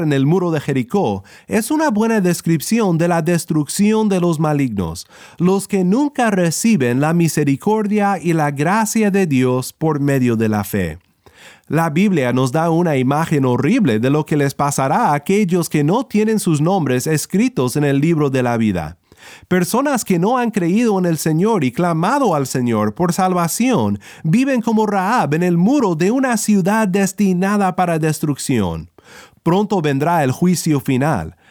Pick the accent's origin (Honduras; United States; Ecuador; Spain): United States; Kansas; now in California, United States; Originalmente soy de Kansas, en los Estados Unidos, donde los tornados son muy comunes, pero aquí donde vivo en California